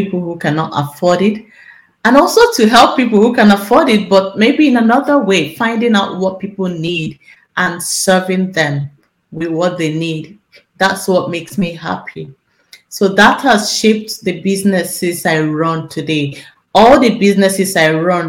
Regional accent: Nigeria; moved away as an adult; now in Netherlands; I live in Nigeria, I'm from Nigeria

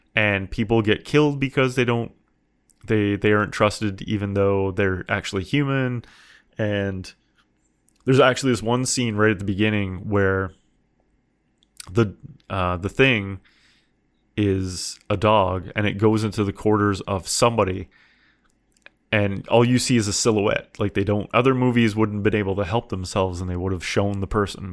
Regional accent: Canada; I'm Canadian.

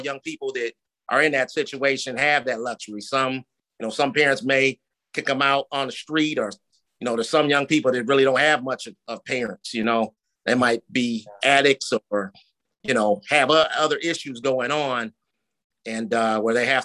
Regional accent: East Lansing, Michigan, United States; now in Detroit, United States; where we grew up in the Lansing, Michigan area

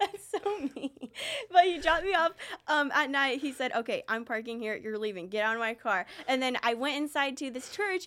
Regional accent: Lee's Summit, Missouri, United States; also born or lived in Raymore; we grew up in Lee Summit and Raymore

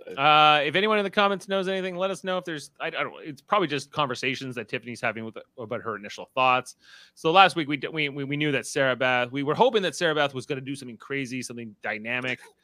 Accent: the Niagara region, Canadian side of the border, Ontario, Canada; we're from the general region, although on this side of the border.

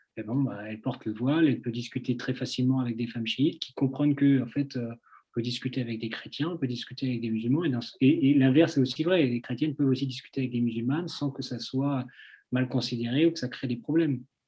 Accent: France; petit, euh, petit Français, qui débarque

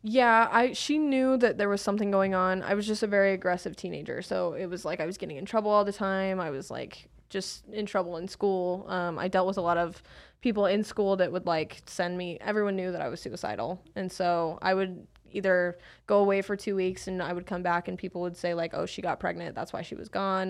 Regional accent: Salt Lake City, Utah, United States; I grew up in Salt Lake City, Utah

